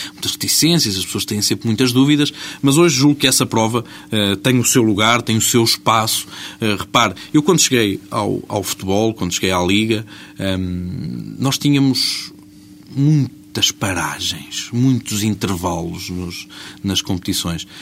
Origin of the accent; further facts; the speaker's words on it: Portugal; quando nós saímos do nosso país e dizemos que somos portugueses